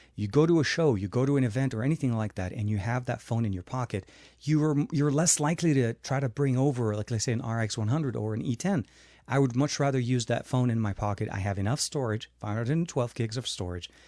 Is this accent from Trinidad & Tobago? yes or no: no; Lebanon; moved away; when I grew up in Lebanon